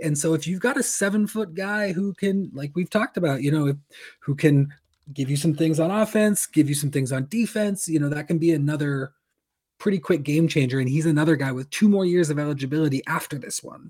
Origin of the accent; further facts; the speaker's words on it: Corvallis, Oregon, United States; my hometown of Corvallis, Oregon